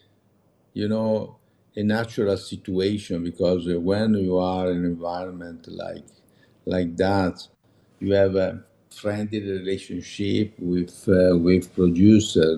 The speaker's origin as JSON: {"language": "English", "town": "Meda", "region": "Lombardy", "country": "Italy", "tie": "born or raised there", "second_language": "English", "lives_now": "Milan, Italy", "said": "I grew up in Meda"}